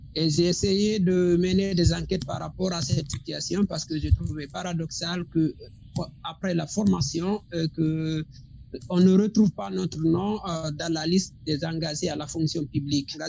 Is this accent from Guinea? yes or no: yes; Guinea; moved away as an adult; also born or lived in Mali; j'ai quitté la Guinée depuis 2017